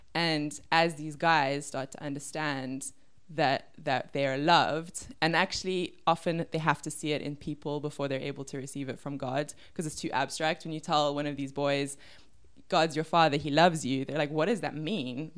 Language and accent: English; Cape Town, Western Cape, South Africa; I am from Cape Town. I grew up in Bergvliet.